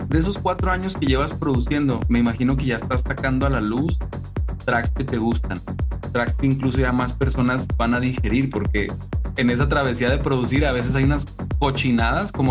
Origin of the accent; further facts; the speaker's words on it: Chihuahua, Mexico; El día de hoy tenemos a un artista de Chihuahua, México, de donde soy yo también, así que como quien dice, pues es un hermano, un vecino.